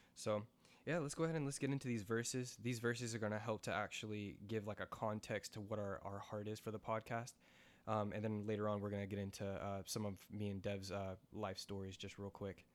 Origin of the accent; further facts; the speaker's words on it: United States; also born or lived in New York; I grew up on that farm